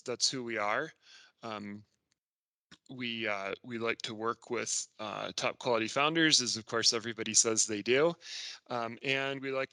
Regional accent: Indiana, United States; I grew up in Indiana

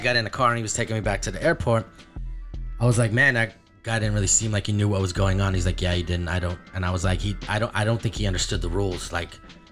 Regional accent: California, United States; I'm not from here. I'm from California

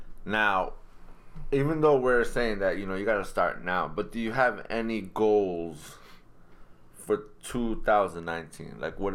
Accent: Lowell, Massachusetts, United States; I'm from Lowell.

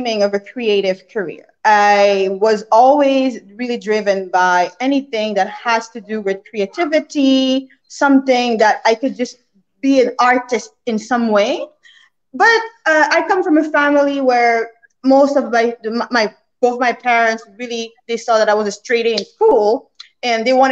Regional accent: Canada; moved away as an adult; also born or lived in New York / Caribbean; I'm from Canada, but then I moved to New York to get into the financial mega place of New York

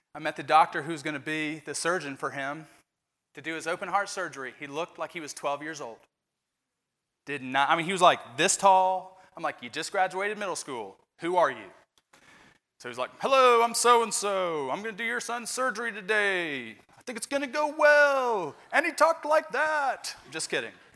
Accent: Indiana, United States; moved away; I'm from Indiana. We kinda love basketball in Indiana.

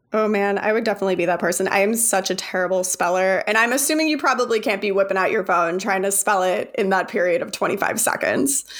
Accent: Arizona, United States; I'm from Arizona

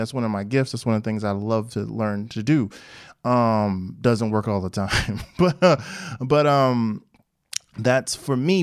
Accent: Newark, New Jersey, United States; I'm from Newark

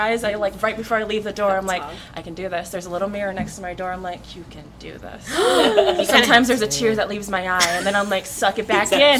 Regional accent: Las Vegas, Nevada, United States; also born or lived in Philippines / Hawaii; I grew up here, practically. I did all my schooling here, grew up here

